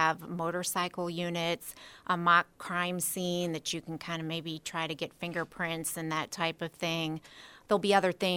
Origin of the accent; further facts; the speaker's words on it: Akron, Ohio, United States; I'm born and raised in Akron, never been anywhere else. I still live in Akron